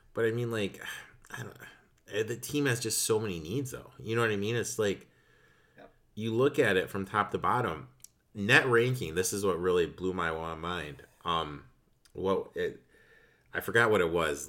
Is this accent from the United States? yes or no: yes; Chicago, Illinois, United States; right here in my hometown, Loyola Chicago